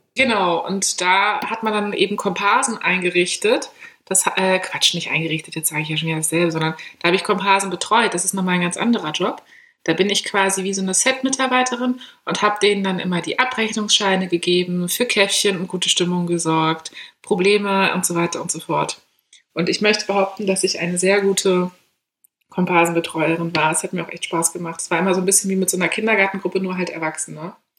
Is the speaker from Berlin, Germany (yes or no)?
yes; Berlin, Germany; ich komme aus Berlin, Großstadt